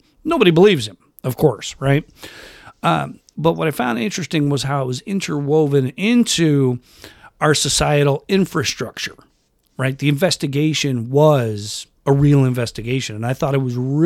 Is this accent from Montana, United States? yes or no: no; Rochester, New York, United States; where I grew up in Rochester, New York